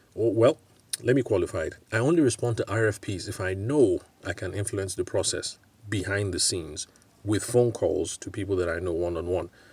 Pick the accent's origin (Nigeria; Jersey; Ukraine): Nigeria; also born or lived in United Kingdom; I can speak of Nigeria because I'm here. I'm Nigerian